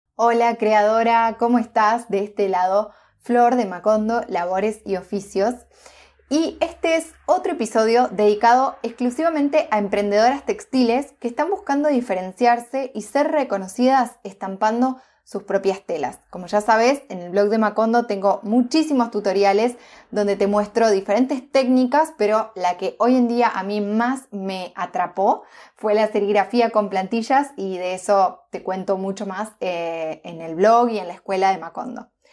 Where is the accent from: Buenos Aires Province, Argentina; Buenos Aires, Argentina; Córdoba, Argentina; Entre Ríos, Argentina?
Entre Ríos, Argentina; moved away; also born or lived in Neuquén; yo soy de Entre Ríos, una provincia de, Argentina.